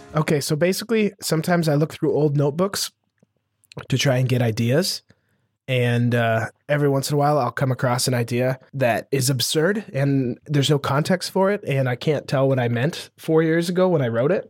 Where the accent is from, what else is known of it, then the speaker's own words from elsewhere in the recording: Montana, United States; growing up in Montana, which is one of the cheapest states to, like, live and operate